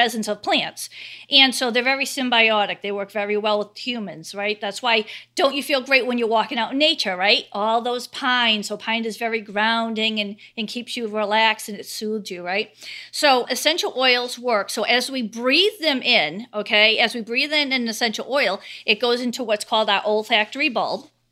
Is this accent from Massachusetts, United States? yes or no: yes; Cape Cod, Massachusetts, United States; I'm from Cape Cod, Massachusetts